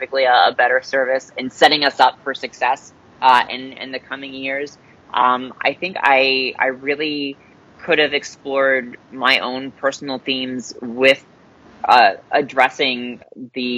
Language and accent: English; Florida, United States; my home state of Florida. I'm a native Floridian